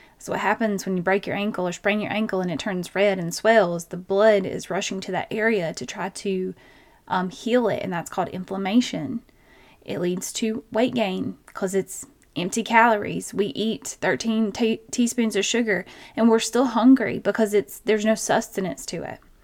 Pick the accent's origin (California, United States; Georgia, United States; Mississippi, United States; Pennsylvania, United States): Georgia, United States; accent: twang; I have a twang because I'm from Georgia